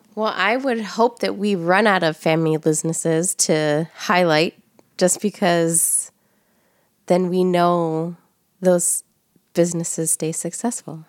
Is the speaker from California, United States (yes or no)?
no; Chicago, Illinois, United States; we're from the Southeast side of Chicago